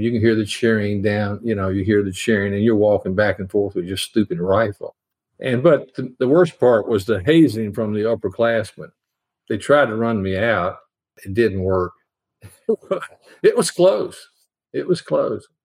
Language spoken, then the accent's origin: English; Nashville, Tennessee, United States; I grew up in Nashville